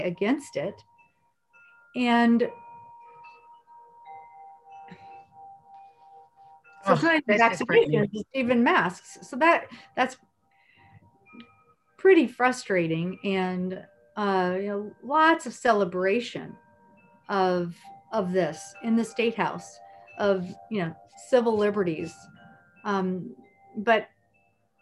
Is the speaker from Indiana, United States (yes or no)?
yes; Indiana, United States; I grew up in Indiana, and I grew up being very concerned about my neighbors